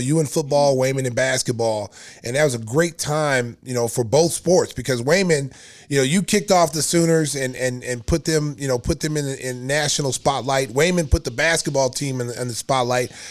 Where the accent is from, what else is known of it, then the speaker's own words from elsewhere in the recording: Oklahoma, United States; I'm from Oklahoma